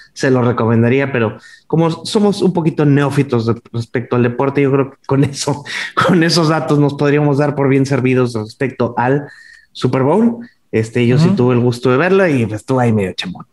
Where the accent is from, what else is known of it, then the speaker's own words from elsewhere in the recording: Monterrey, Nuevo León, Mexico; now in Riviera Maya, Mexico; yo soy el …